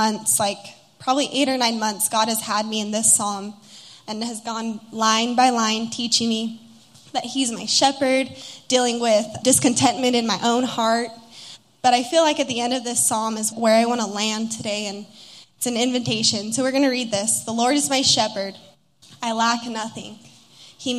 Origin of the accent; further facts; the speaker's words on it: Utah, United States; moved away as an adult; also born or lived in Los Angeles, California; I'm from Utah originally and was in LA for 4 years